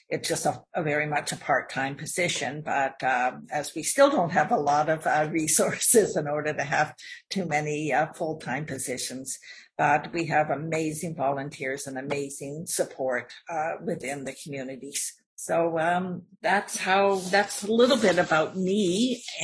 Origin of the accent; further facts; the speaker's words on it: Ottawa, Ontario, Canada; also born or lived in Toronto; now in Iqaluit, Canada; I came from Ottawa and Toronto before moving north to Nunavut in 1978. So that was quite a long time ago.